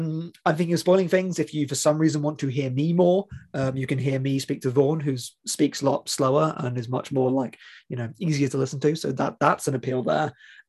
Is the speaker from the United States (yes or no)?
no; England, United Kingdom; as an English person.